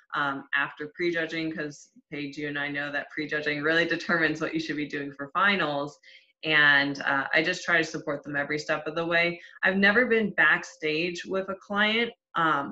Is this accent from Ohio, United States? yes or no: yes; Cleveland, Ohio, United States; moved away as an adult; now in Tampa, United States; I'm originally from Cleveland, Ohio, but I relocated to Tampa, Florida